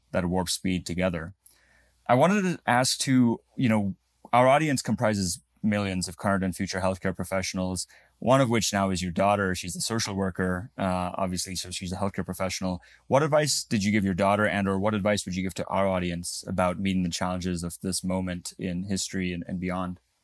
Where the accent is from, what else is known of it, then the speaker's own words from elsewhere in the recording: Namibia; moved away; I was actually born in Africa. I was born in Namibia.